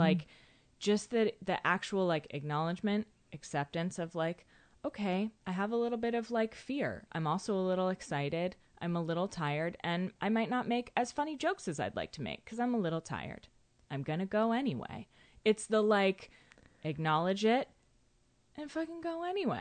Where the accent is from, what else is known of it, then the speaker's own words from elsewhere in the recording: Andover, Massachusetts, United States; I'm from Andover, Massachusetts.